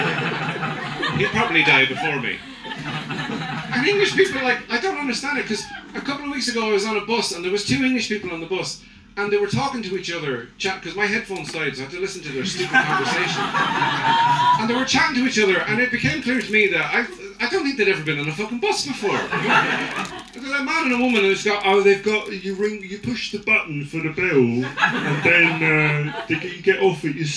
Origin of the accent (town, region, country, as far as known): Ireland